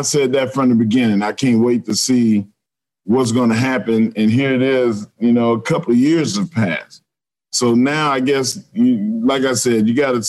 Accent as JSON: {"language": "English", "region": "Texas", "country": "United States", "said": "I'm a Texan."}